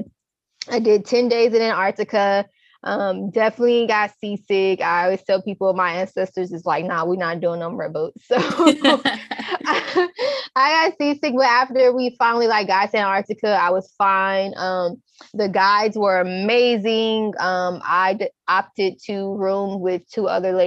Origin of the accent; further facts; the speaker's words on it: Texas, United States; I'm from Texas, to where we put a lot of like, you know, peppers in our food